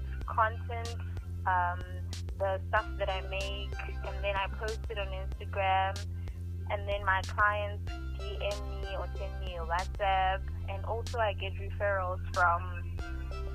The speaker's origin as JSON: {"language": "English", "town": "Nelspruit", "region": "Mpumalanga", "country": "South Africa", "said": "I'm from Nelspruit"}